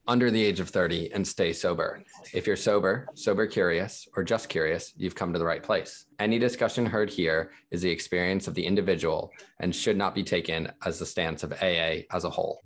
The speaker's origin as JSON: {"language": "English", "country": "United States", "tie": "born or raised there", "also_born_or_lived": "Dubai", "moved": "as an adult", "lives_now": "United Kingdom"}